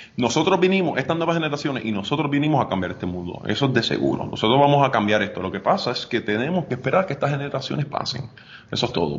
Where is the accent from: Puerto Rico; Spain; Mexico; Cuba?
Puerto Rico; Arecibo; moved away as an adult; also born or lived in North Dakota, United States; yo soy nacido y criado en Arecibo, yo soy de Ato Arriba